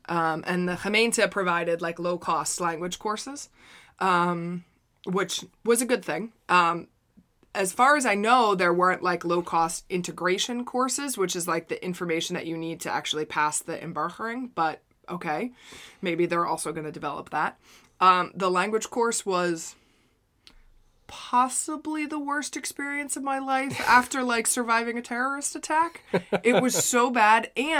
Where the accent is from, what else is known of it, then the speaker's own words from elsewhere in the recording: United States; As an American, I can't support England for